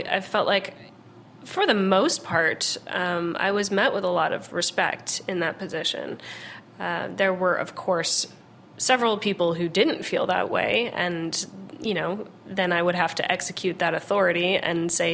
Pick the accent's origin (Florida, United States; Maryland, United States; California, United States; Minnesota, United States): California, United States; Los Angeles; I grew up in Los Angeles, where you know, my whole childhood I spent going to farmers markets